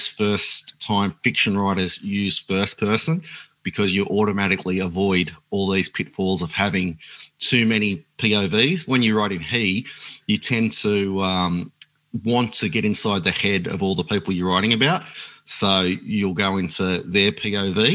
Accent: Grafton, New South Wales, Australia; We used to live in the bush at a place called Bayougal near Grafton

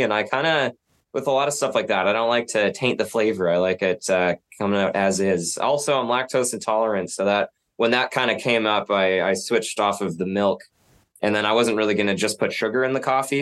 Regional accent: Nanaimo, British Columbia, Canada; now in Vancouver, Canada; I grew up in Nanaimo, like across the Georgia Strait, and always seeing Vancouver

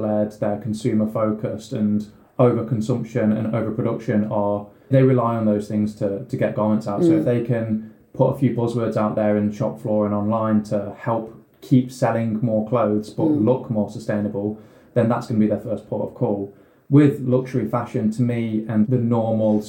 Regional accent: Derbyshire, East Midlands, United Kingdom; I'm from Derbyshire

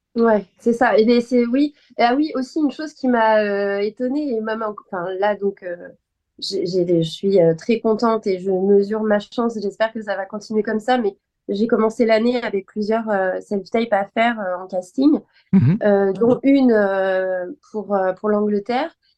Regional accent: Nantes, Pays de la Loire, France; moved away as an adult; also born or lived in Bordeaux; now in Paris, France; je suis nantaise, donc voilà, c'était euh, sur Nantes

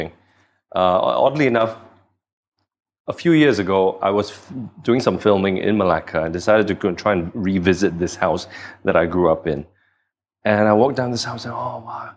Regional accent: Singapore; I moved to Singapore. And then I spent the rest of my time growing up in Singapore.

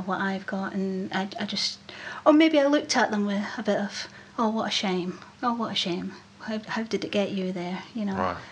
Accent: Scotland, United Kingdom; accent: Scottish; I didn't realise how Scottish I was

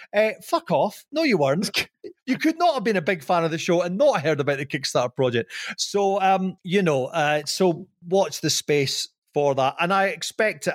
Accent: Scotland, United Kingdom; I'm Scottish

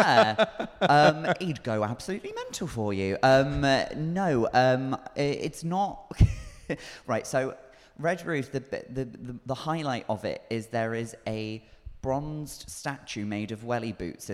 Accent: South West England, United Kingdom; They are slightly Celtic, yeah. Yes. Yeah. But I wouldn't say I'm particularly Cornish sounding. People tend to say I've got quite a posh sounding voice, which I'm fine with.

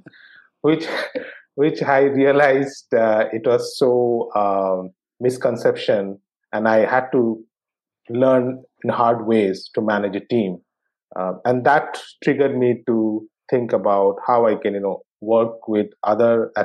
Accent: Kolkata, West Bengal, India; I grew up in Calcutta in West Bengal

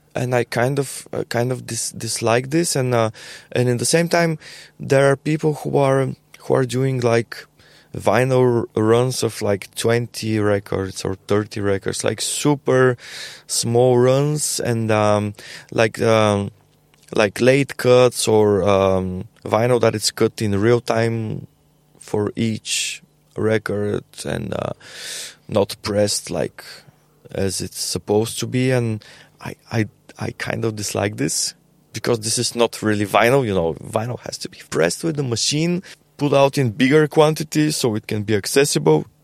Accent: Bulgaria; We are from Bulgaria

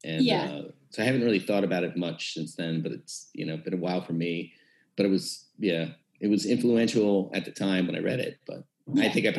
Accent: Maryland, United States; I'm from Maryland, and that was a huge part of my childhood

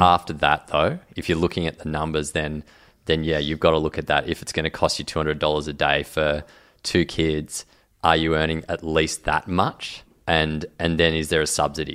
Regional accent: Grafton, New South Wales, Australia; I grew up in Grafton

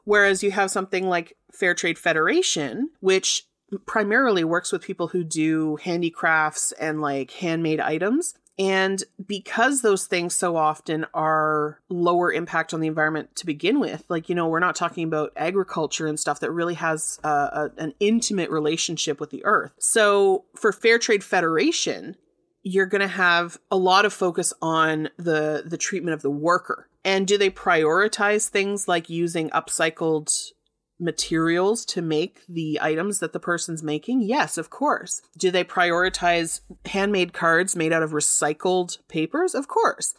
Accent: Canada; accent: Canadian; I'm in Canada

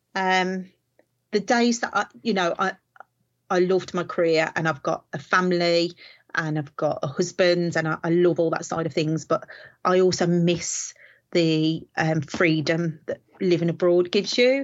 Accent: Walsall, West Midlands, United Kingdom; I am from the West Midlands in a place called Warsaw

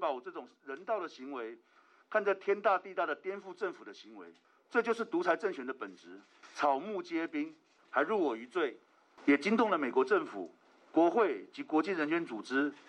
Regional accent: Taiwan; 我的祖国，我的家乡台湾，

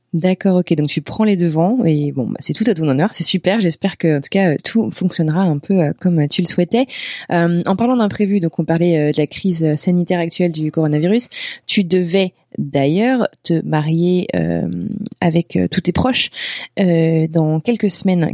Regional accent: Brittany, France; moi je viens de Bretagne

